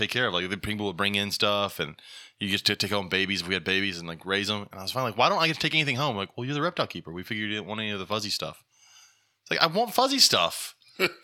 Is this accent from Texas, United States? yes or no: no; Louisiana, United States; moved away; I come from Louisiana